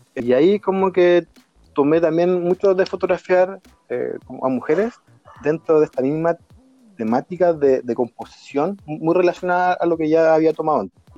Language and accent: Spanish; Chile; yo soy chileno